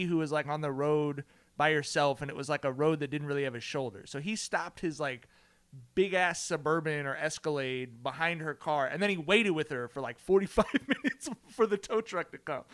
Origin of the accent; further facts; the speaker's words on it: Southern California, United States; growing up in Southern California